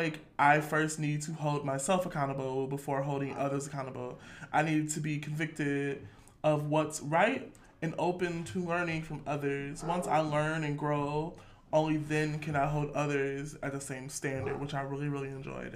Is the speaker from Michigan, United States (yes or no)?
yes; Detroit, Michigan, United States; I'm from Detroit